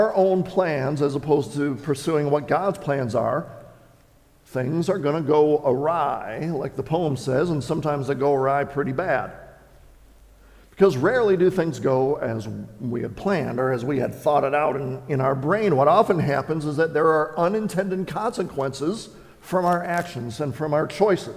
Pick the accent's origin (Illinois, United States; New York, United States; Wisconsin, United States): Wisconsin, United States; I grew up in Wisconsin